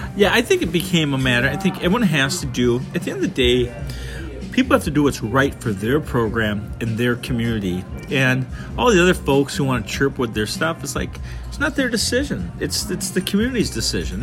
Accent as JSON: {"language": "English", "town": "Wayzata", "region": "Minnesota", "country": "United States", "tie": "born or raised there", "said": "remember growing up in Wayzata"}